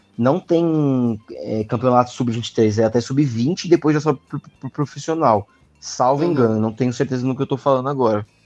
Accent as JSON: {"language": "Portuguese", "region": "São Paulo", "country": "Brazil", "said": "paulistano, quase carioca"}